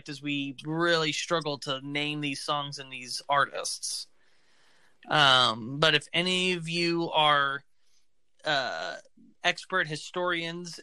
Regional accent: Oklahoma, United States; We're from Oklahoma

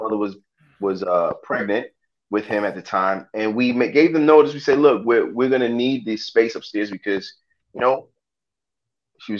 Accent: New York City, New York, United States; I was born in Brooklyn.

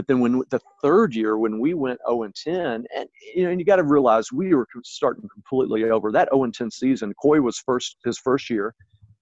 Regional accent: Oklahoma, United States; also born or lived in Texas; now in Illinois, United States; growing up in Oklahoma and living in Texas and having coached in Texas for a while

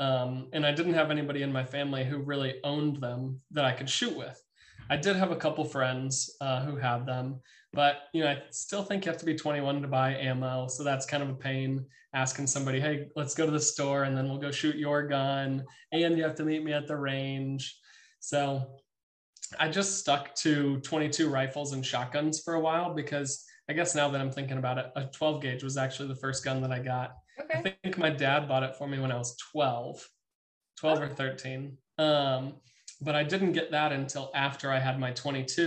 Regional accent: United States; I'm just an American boy

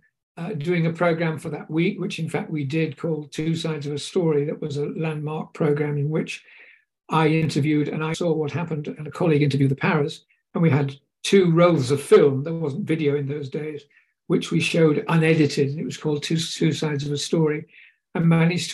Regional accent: United Kingdom; me being a Brit

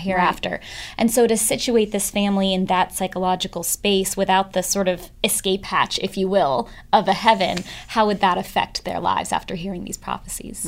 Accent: San Francisco, California, United States; I grew up in San Francisco, and I grew up with two sets of parents

